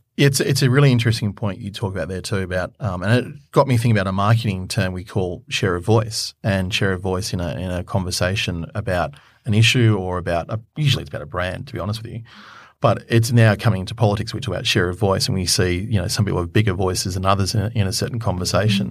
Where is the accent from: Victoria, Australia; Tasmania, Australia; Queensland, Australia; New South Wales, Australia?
Queensland, Australia; I come from Queensland, so I know that area quite well